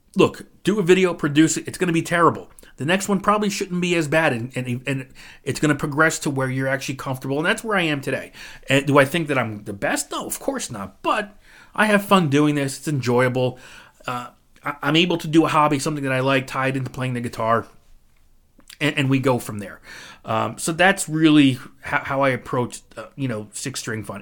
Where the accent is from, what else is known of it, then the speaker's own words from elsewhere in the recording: New Jersey, United States; I'm from New Jersey